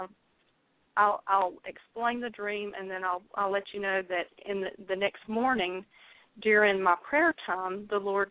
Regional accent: North Carolina, United States; accent: southern drawl; excuse the southern drawl. I am from North Carolina.

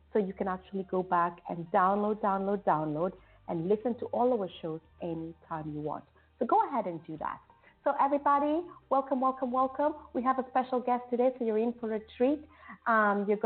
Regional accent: Kenya; my hometown, Kenya

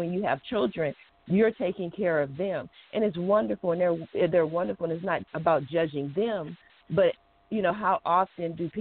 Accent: Columbus, Ohio, United States; I was raised in Columbus, Ohio

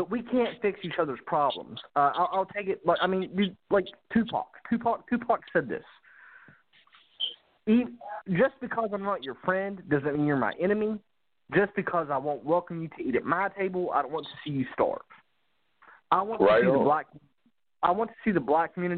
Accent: West Virginia, United States; moved away; I live in the South, but I'm from the Appalachian Mountains.

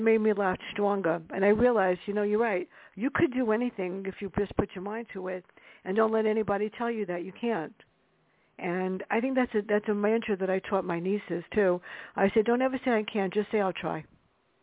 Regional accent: New York City, New York, United States; me growing up in the South Bronx.

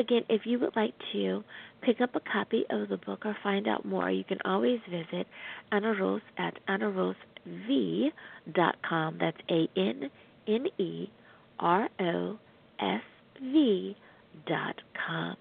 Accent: United States; the good old U.S. of A., my home country

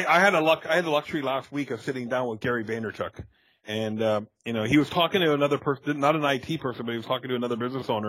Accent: Canada; moved away as an adult; also born or lived in Buffalo area; now in United States; being a Canadian that just moved to the U.S.

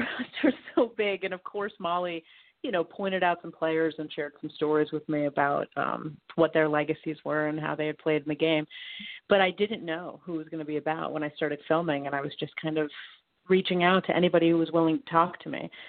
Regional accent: Boston, Massachusetts, United States; I was born in Boston. I'm from there.

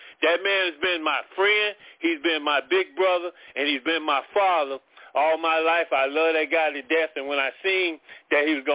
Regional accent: Tulsa, Oklahoma, United States; now in Miami, United States; I grew up, born and raised in Tulsa, Oklahoma

